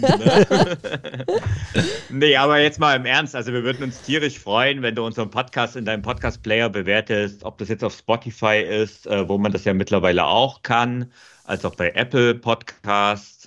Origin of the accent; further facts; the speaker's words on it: Bavaria, Germany; bei uns in Bayern